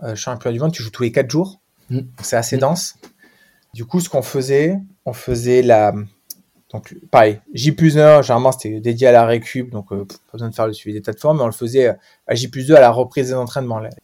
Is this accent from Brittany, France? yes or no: no; Pau, Nouvelle-Aquitaine, France; je suis palois, donc petite région du, euh, sud-ouest.